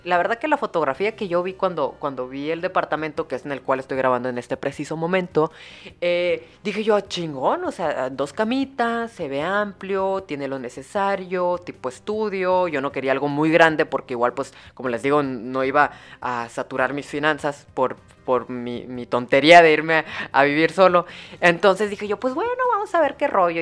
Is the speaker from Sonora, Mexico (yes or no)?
yes; Hermosillo, Sonora, Mexico; soy de Hermosillo, Sonora